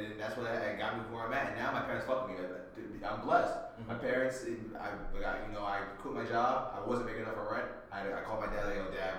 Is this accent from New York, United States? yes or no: yes; New York City, New York, United States; I'm not from Russia. I'm from the Bronx myself, right?